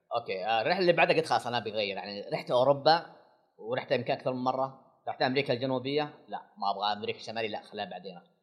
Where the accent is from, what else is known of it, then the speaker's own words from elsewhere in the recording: Saudi Arabia; أنا سعودي